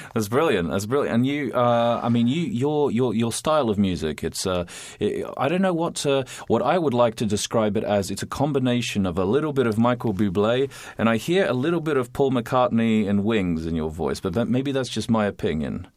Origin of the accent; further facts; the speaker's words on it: Australia; now in Poznań, Poland; I am Australian i jestem z Poznania